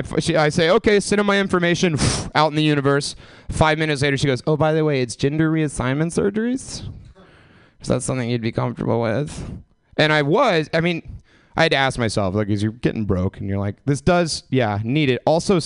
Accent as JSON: {"language": "English", "region": "the South", "country": "United States", "said": "I came from the South. I was just kind of Anne Franking my weed habit for years and years and years"}